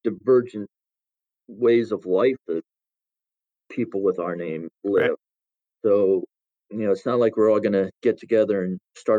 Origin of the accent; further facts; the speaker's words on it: Salisbury, Maryland, United States; growing up in Salisbury, Maryland, a small community